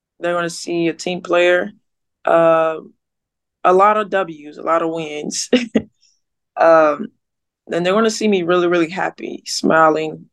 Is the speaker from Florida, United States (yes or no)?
no; Earle, Arkansas, United States; I'm from Earl, Arkansas. It's a place of like 2,000 people. So everybody know each other